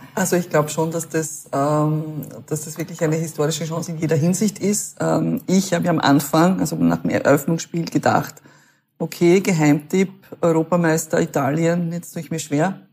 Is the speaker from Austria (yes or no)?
yes; Klingenbach, Burgenland, Austria; Klingenbach, da wo ich herkomme